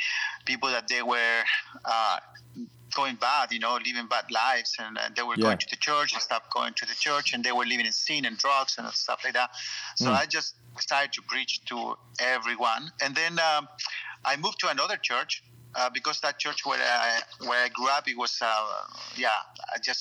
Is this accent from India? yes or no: no; Chile; moved away as an adult; also born or lived in United States / Hong Kong / China / Thailand; now in France; growing up in Chile and the church